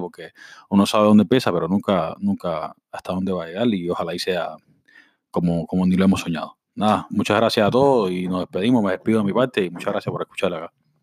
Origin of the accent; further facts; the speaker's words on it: Cuba; todos somos cubanos